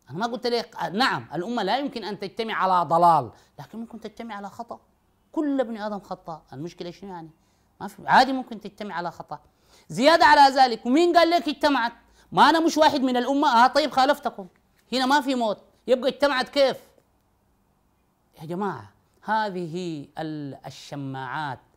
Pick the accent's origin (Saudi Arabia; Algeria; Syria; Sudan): Sudan; تحبس وتلبس الابيض وتمنع من الطيب وتنوم على السباتة على الأقل هذا عندنا في السودان بتنوم على الأرض